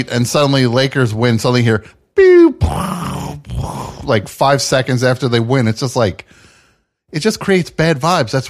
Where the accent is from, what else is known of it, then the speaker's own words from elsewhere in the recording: Orange County, California, United States; I'm from the OC